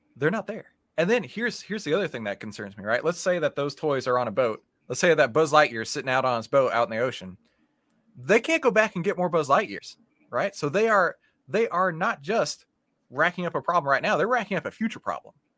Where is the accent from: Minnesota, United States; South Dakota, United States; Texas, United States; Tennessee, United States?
Texas, United States; We're from Texas